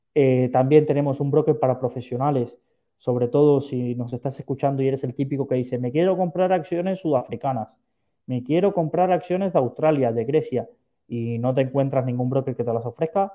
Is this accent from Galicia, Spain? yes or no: no; Valencia, Valencian Community, Spain; soy de Valencia